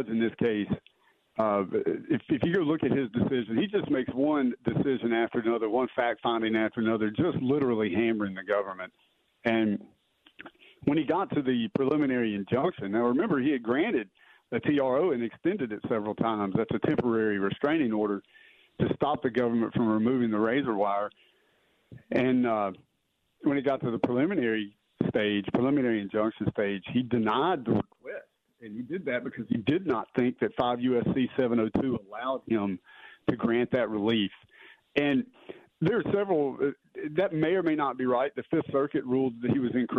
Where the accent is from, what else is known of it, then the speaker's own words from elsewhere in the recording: Louisiana, United States; I'm from Louisiana